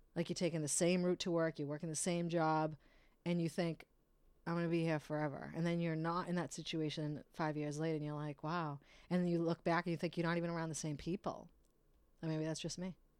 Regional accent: Brockton, Massachusetts, United States; I am from Brockton in the city

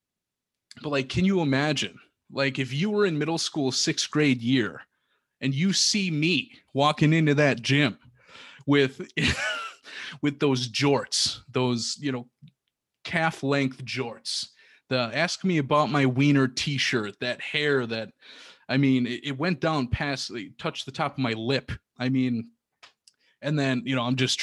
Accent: Milwaukee, Wisconsin, United States; also born or lived in Rib Lake, Wisconsin; I'm originally from Milwaukee

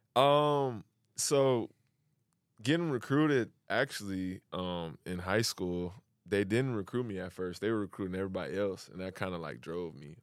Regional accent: Lansing, Michigan, United States; moved away as an adult; now in Sydney, Australia; I grew up in, uh, Lansing, Michigan

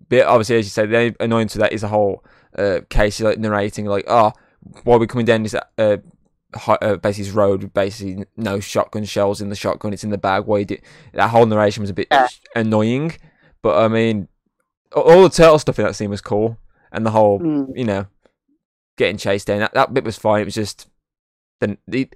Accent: England, United Kingdom; we're English

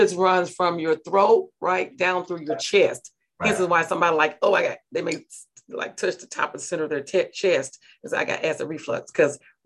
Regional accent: Mississippi, United States; I'm from Mississippi.

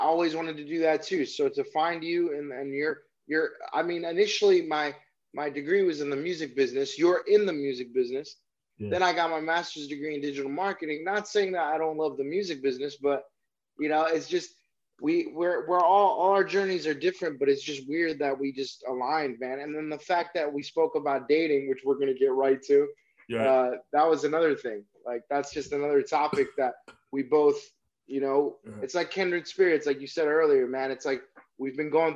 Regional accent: Chicago, Illinois, United States; now in Northern California, United States; I'm in northern Cali, but initially from Chicago

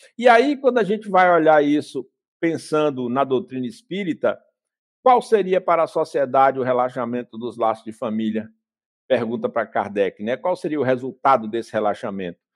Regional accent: Vitória da Conquista, Bahia, Brazil; Eu, quando era criança pequena, em Vitória da Conquista, a gente ia para a escola a pé.

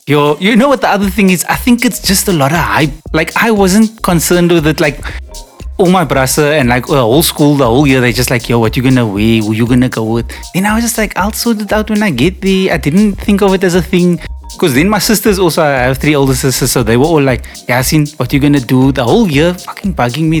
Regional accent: Cape Town, Western Cape, South Africa; it's Rondebosch East. I grew up in proper Rondebosch East in the avenues

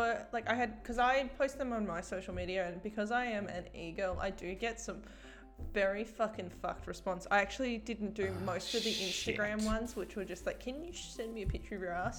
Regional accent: Tasmania, Australia; moved away; I'm from Tasmania. You should know I'm from Tasmania.

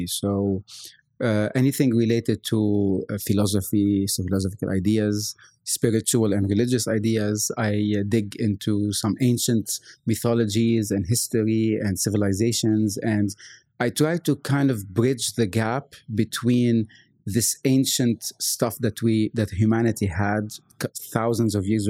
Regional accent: Lebanon; now in Bahrain; I'm from Lebanon originally. And I grew up in this Catholic house, Catholic school, the whole nine yards.

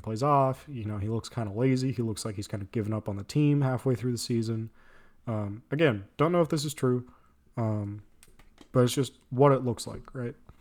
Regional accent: San Diego, California, United States; I'm from San Diego

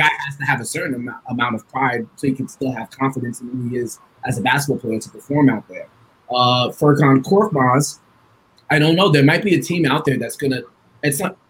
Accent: Long Island, New York, United States; we grew up in Long Island together

